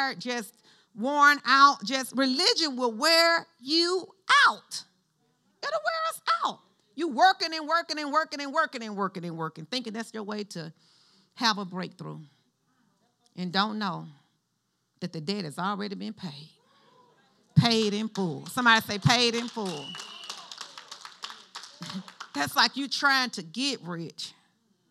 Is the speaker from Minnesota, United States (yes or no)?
no; Alabama, United States; we grew up in Alabama.